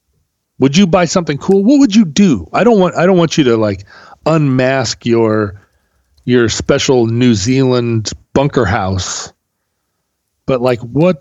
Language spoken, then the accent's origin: English; Pacific Northwest, United States; accent: Pacific Northwest American English; I will now make a case for the fact that Pacific Northwest American English is the accentless, the most accentless, or accent of all spo